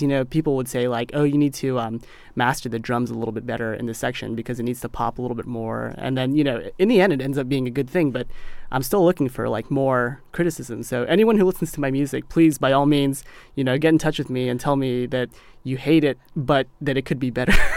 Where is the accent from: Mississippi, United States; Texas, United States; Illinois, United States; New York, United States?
Mississippi, United States; When I was growing up in Mississippi